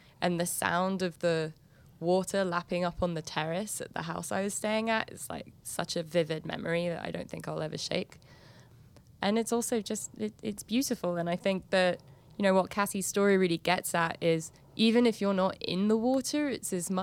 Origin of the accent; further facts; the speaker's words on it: London, United Kingdom; also born or lived in Istanbul; now in New York, United States; I grew up in London. I live in New York.